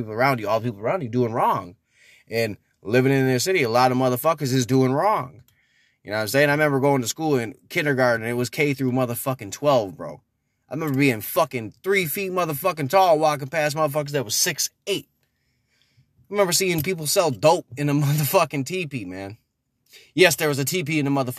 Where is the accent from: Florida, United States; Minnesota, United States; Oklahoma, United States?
Minnesota, United States; Minneapolis; also born or lived in Brooklyn Park, Minnesota; When I was growing up in Minneapolis and I was growing up in Brooklyn Park